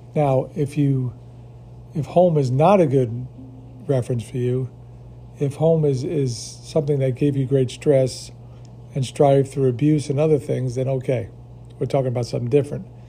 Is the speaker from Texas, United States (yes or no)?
no; New York, United States; moved away; I grew up in New York